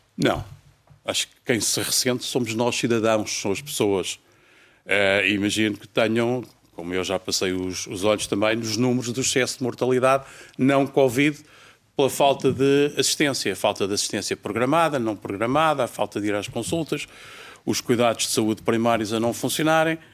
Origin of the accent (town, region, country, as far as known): Portugal